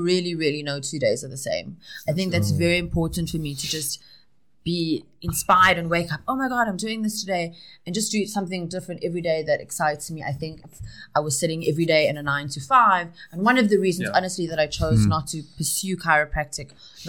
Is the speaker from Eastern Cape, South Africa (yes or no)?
yes; Port Elizabeth, Eastern Cape, South Africa; moved away as an adult; now in Johannesburg, South Africa; I'm originally from Port Elizabeth. I moved to Johannesburg in about 1998